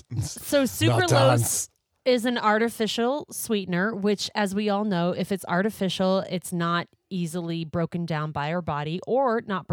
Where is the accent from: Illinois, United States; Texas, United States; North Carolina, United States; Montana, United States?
Montana, United States; I grew up in Montana.